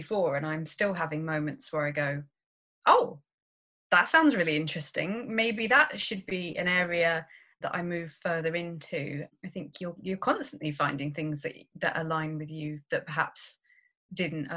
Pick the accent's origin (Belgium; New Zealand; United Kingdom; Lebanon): United Kingdom; Cambridge, East of England; I'm from Cambridge in the UK, obviously, and I'm an only child, so I think I probably got a lot more attention than other children might do. Yeah, I grew up in Cambridge